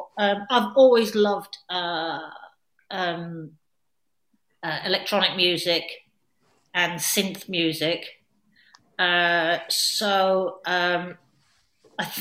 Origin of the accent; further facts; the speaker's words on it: Glasgow, Scotland, United Kingdom; when I was growing up in Glasgow